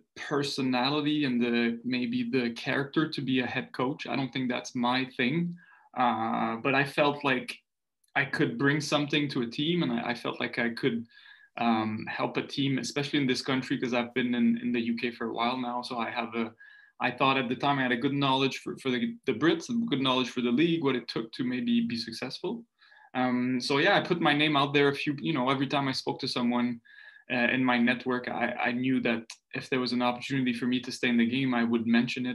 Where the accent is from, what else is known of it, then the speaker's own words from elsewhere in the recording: Montreal, Quebec, Canada; first language French; English is a second language; also born or lived in Maritimes; I'm from the Maritimes, but I moved to Montreal when I was two